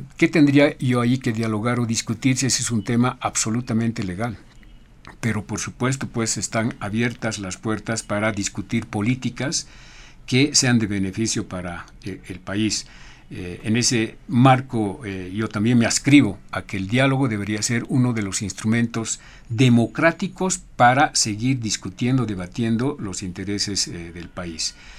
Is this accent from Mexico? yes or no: no; Bolivia; somos bolivianos